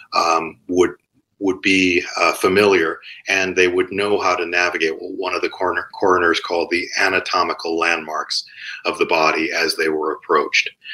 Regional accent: Cleveland, Ohio, United States; I grew up in Cleveland

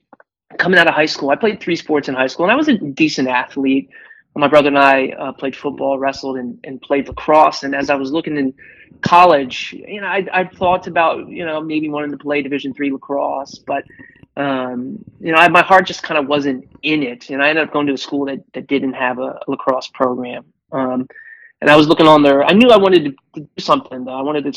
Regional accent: between D.C. and Baltimore, Maryland, United States; I grew up just outside of Washington, D.C., in Maryland, between D.C. and Baltimore. Got a twin brother, two older sisters.

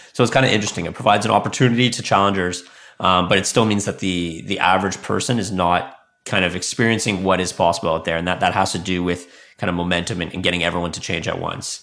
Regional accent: Canada; also born or lived in Silicon Valley, United States; I'm from Canada, but I spent five years in Silicon Valley

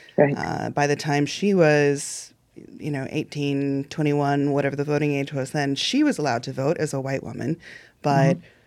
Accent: Illinois, United States; I grew up in Illinois. I went to Illinois public schools

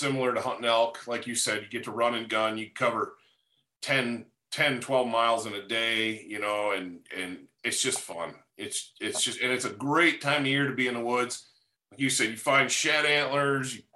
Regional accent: Michigan, United States; I grew up in Michigan. Listeners probably know that about me. And I grew up way up north.

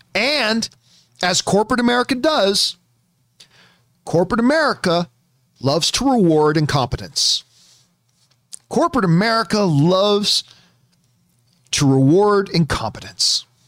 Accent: Canada; See, for me, growing up in Canada, it was not... Blockbuster wasn't the chain. There were Blockbusters in Canada, but the chain in Canada was Rogers Video.

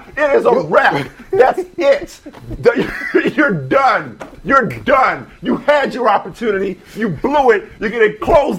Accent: New Orleans, Louisiana, United States; I'm from New Orleans.

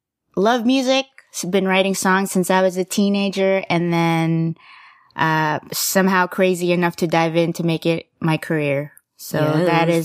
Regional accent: Dallas, Texas, United States; I consider myself a Texan. You? Dallas, Fort Worth. As far as Asian-ness go, I'm Filipino.

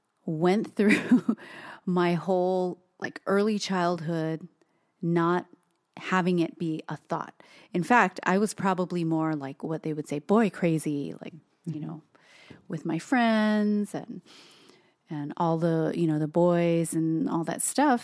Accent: Hawaii, United States; growing up in Hawaii and being Asian

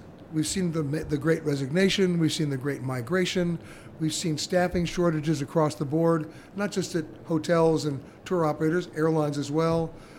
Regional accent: New York, United States; I'm from New York

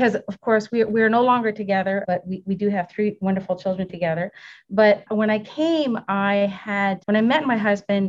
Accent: Canada; moved away as an adult; now in United States; I'm a Canadian citizen who recently applied for my U.S. citizenship

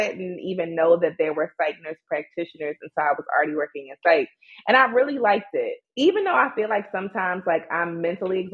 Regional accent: Baltimore, Maryland, United States; I was raised and born in Baltimore, Maryland

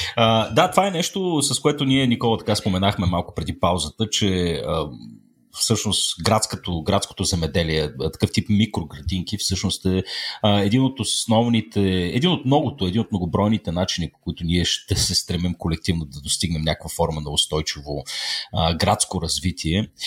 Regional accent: Sofia, Sofia City, Bulgaria; аз пък съм от Слатина

